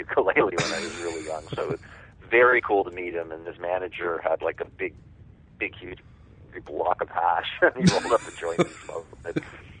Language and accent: English; Toronto, Ontario, Canada; You know, I love Toronto. You know, you tend to take for granted the place you're from.